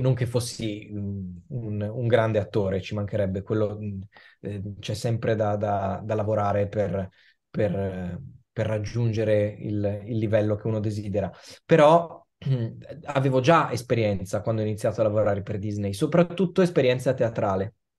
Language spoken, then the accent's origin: Italian; Milan, Lombardy, Italy; io sono nato e cresciuto a Milano